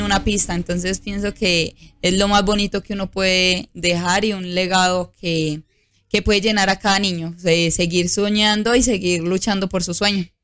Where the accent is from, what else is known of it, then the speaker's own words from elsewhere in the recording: Antioquia, Colombia; mi pueblo